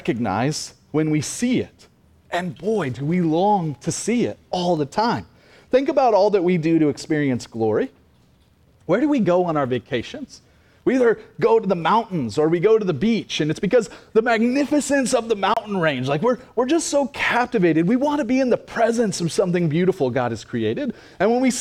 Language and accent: English; Cassville, Missouri, United States; also born or lived in Oklahoma; I graduated from Cassville High School